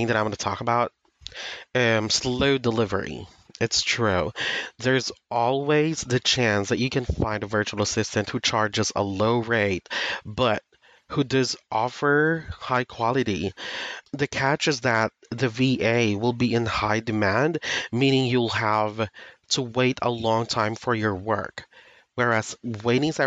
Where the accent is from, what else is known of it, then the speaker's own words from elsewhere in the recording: Philippines; I am from the Philippines, and not to brag, but I have a great command of English.